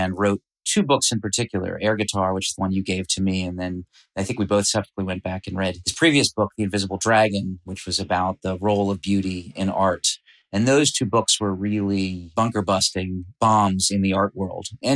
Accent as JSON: {"language": "English", "region": "Massachusetts", "country": "United States", "tie": "born or raised there", "said": "We grew up in Massachusetts"}